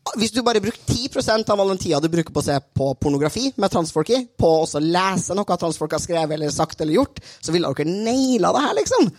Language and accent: Norwegian; Trøndelag, Norway; jeg er jo trønder, som dere hører